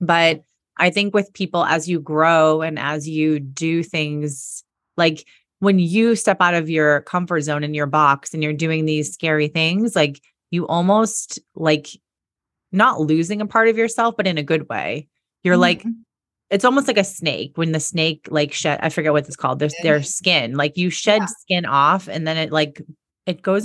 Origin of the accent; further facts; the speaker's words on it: Boston, Massachusetts, United States; moved away as an adult; I'm from Boston.